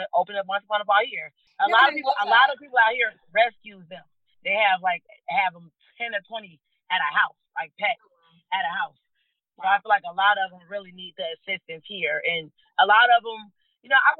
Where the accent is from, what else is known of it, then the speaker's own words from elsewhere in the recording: Cook County, Illinois, United States; now in Maricopa County, Arizona, United States; I grew up in Cook County